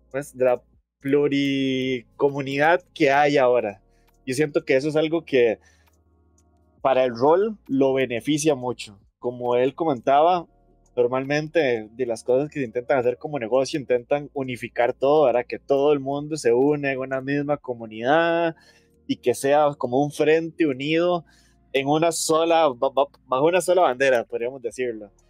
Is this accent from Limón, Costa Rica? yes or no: yes; Limón, Costa Rica; no me di cuenta que en mi pueblo